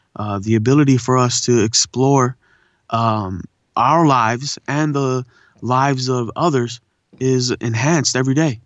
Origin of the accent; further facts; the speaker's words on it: La Puente, California, United States; also born or lived in India / Pomona; I was born in India, but I was raised in, uh, you know, La Puente and Pomona area